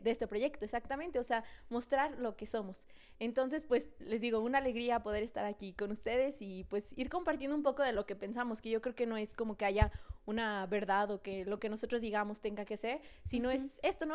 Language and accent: Spanish; San Luis Potosí, Mexico; Somos dos amigas potosinas